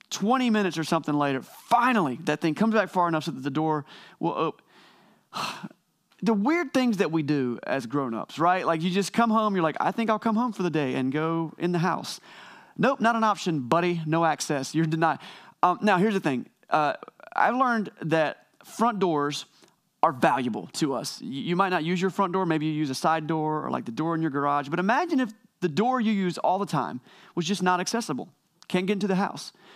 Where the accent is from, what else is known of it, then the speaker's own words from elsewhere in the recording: Wilson, North Carolina, United States; I left my hometown of Wilson, North Carolina